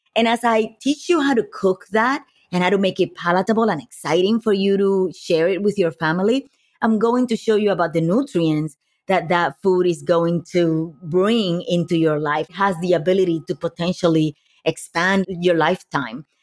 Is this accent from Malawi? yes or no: no; Puerto Rico; moved away as an adult; also born or lived in New York; now in Los Angeles, United States; growing up in Puerto Rico, I moved, uh, into, from Puerto Rico to New York when I was in my early twenties to go to college